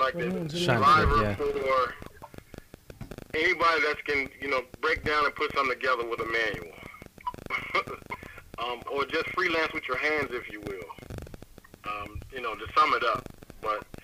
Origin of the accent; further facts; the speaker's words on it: Hopewell, Virginia, United States; I was born and raised in Hopewell, Virginia.